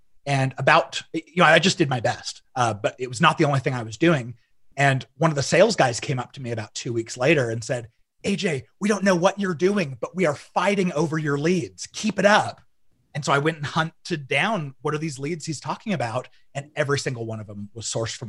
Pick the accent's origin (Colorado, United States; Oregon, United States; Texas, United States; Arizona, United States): Arizona, United States; now in Utah, United States; So I grew up about half in Utah and the other half in Arizona. Arizona's more of what I remember. I mean, it was like junior high and high school